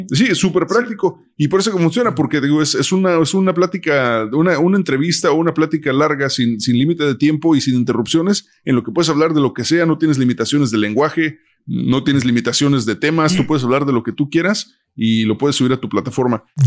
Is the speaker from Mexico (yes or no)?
no; United States; crecimos en Estados Unidos desde morros